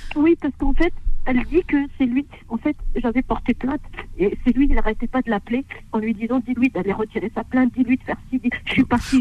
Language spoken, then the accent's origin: French; Hauts-de-France, France; je suis née en France